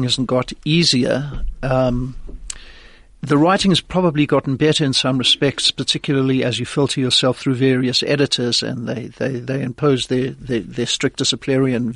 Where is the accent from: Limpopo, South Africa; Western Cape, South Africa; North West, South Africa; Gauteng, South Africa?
Gauteng, South Africa; Johannesburg; moved away as an adult; also born or lived in Los Angeles, United States; I'm basically a nice Jewish boy from Johannesburg. I grew up here in Johannesburg, but my mother was American